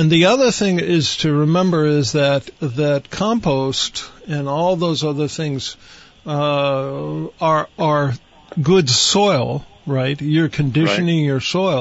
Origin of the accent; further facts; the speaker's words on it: Poland, Ohio, United States; moved away; our little town of Poland, Ohio